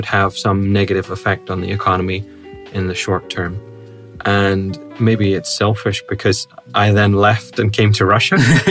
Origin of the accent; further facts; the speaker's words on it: Northern Ireland, United Kingdom; I have an Irish passport. Because I was born in Northern Ireland, I can claim either a British passport or an Irish, or both at the same time.